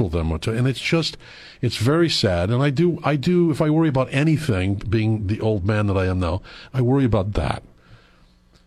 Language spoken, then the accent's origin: English; Iron River, Michigan, United States; moved away; I am from Iron River